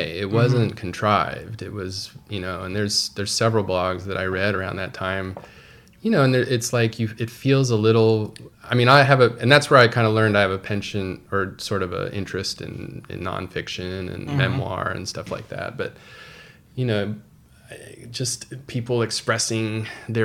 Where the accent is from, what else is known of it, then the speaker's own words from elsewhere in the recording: Houston, Texas, United States; moved away; also born or lived in Dallas / Washington, D.C.; I grew up in Houston, but I lived in Dallas during the 90s and the late